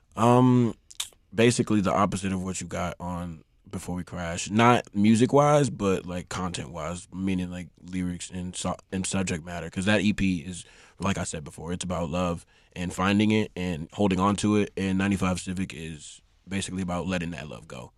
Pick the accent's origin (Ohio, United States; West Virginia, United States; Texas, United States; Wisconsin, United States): Texas, United States; I hate that I'm from Texas